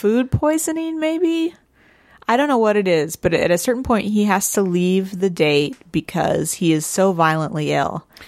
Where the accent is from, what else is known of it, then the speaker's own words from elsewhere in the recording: St. Louis, Missouri, United States; I'm also from Saint Louis